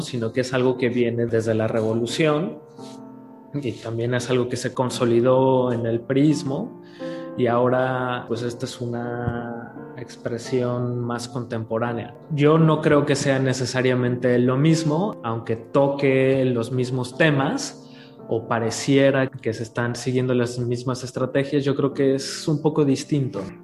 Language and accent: Spanish; Mexico; nosotros como mexicanos